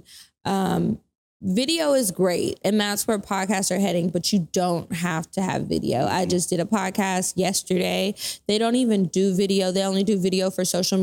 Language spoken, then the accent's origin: English; Natchitoches, Louisiana, United States; moved away; I'm from Natchitoches, Louisiana. This is a small town